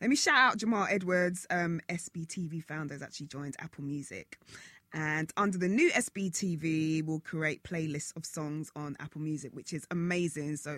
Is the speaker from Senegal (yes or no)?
no; Jamaica; I'm the Jamaican in here.